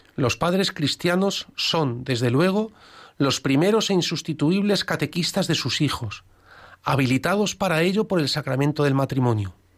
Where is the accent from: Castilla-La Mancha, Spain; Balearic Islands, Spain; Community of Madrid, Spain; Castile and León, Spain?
Castilla-La Mancha, Spain; Alcázar de San Juan; yo soy de Alcázar de San Juan